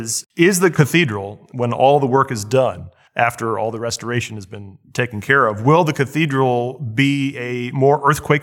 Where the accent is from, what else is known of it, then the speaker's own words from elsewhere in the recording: Bloomington, Indiana, United States; now in Washington, United States; I'm actually was born in Bloomington, Indiana. So it's nice to know that my hometown really had a contribution to this building that I love.